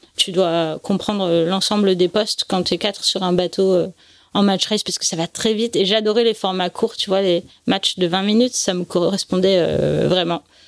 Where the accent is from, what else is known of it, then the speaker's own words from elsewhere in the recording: Nice, Provence-Alpes-Côte d'Azur, France; also born or lived in Paris; En fait, je suis née à Paris, ils ont eu la bonne idée de déménager à Nice quand j'avais trois ans